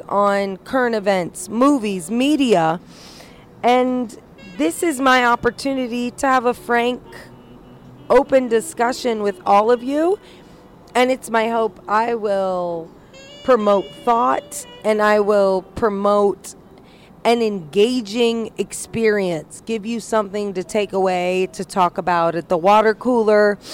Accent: Indiana, United States; I was raised in Indiana

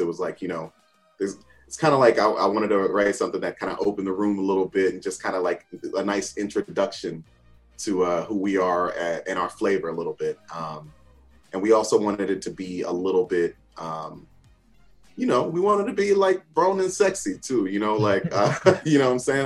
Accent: New Jersey, United States; I grew up in Jersey, born and bred, still live in Jersey.

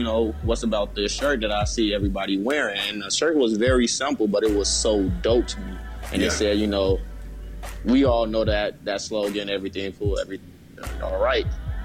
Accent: Chicago, Illinois, United States; moved away as an adult; now in Atlanta, United States; I was coming from Chicago, where a lot of the youth do not support the youth at all

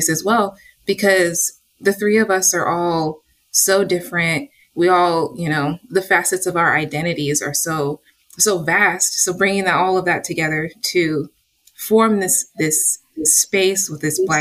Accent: Antioch, California, United States; also born or lived in Oakland, California; I was born in Oakland, California, raised in Antioch, so I'm a little suburb baby

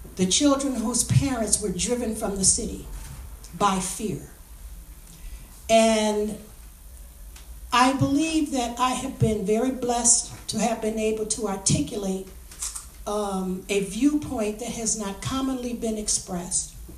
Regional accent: Highland Park, Michigan, United States; my experiences growing up in Highland Park

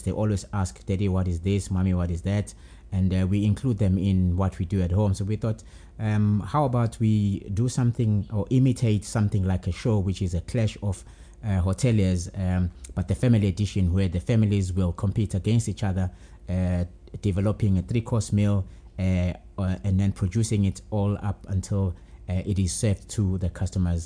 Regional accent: Durban, KwaZulu-Natal, South Africa; moved away as an adult; now in Johannesburg, South Africa; born and bred in Durban

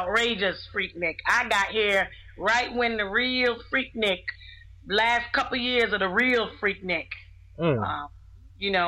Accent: New York, United States; also born or lived in Florida; now in Atlanta, United States; I'm originally from New York, came here by way of Florida, but I've been here a long time.

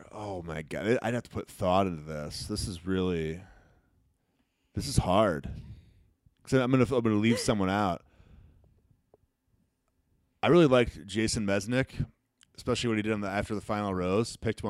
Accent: Dubuque, Iowa, United States; Dubuque, Iowa. It's my hometown.

